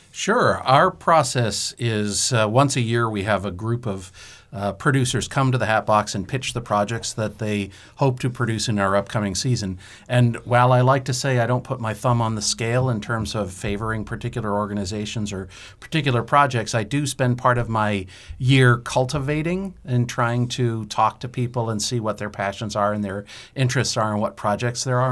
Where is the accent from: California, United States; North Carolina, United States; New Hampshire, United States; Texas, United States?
New Hampshire, United States; Derry; I grew up in Derry, New Hampshire